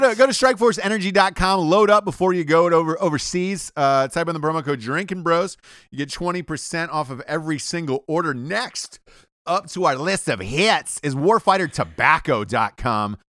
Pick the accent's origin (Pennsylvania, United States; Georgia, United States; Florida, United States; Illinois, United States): Georgia, United States; Atlanta; moved away; from Atlanta, Georgia originally